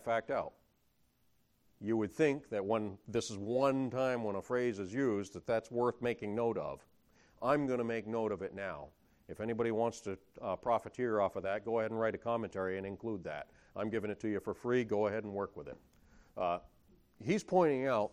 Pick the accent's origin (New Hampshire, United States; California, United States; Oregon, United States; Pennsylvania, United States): New Hampshire, United States; Sullivan; I'm from Sullivan, New Hampshire